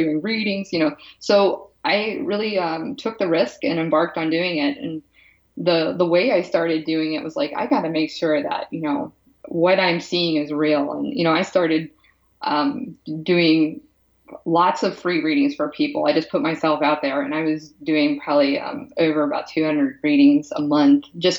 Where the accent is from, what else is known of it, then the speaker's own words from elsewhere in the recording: Pennsylvania, United States; moved away as an adult; also born or lived in California / Seattle; I'm from the East Coast. I'm from Pennsylvania